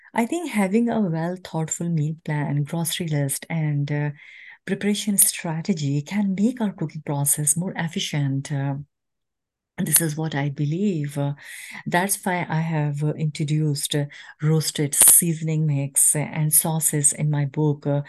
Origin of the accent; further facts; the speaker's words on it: Pakistan; moved away as an adult; now in United States; as a nation, Pakistani women